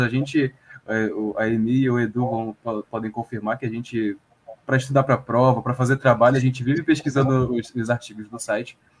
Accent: Brazil; nós somos brasileiros

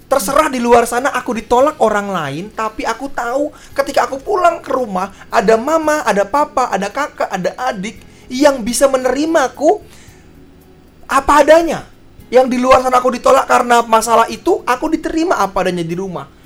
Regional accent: Medan, North Sumatra, Indonesia; Saya orang Medan ya.

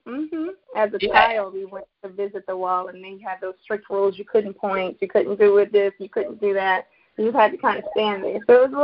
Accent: Germany; also born or lived in Charlotte, North Carolina, United States; I am originally from Charlotte, North Carolina. My father was in the military, in the Army, so I grew up overseas, mainly in Germany.

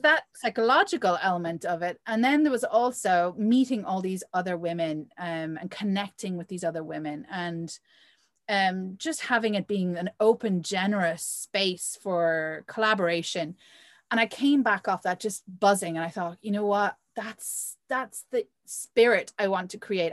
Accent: Ireland; also born or lived in Provence, France; now in France; I grew up in Ireland

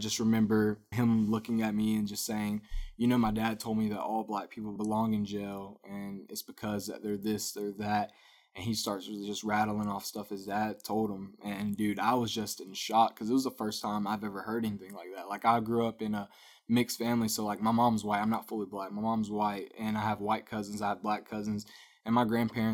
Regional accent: Winder, Georgia, United States; I grew up, like I told you, I'm from Winder

